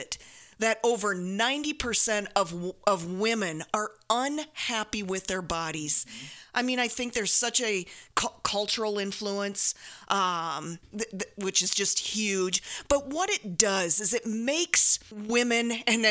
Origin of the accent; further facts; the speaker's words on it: South Dakota, United States; Jody and I grew up in South Dakota, two meat and potatoes kinds of girls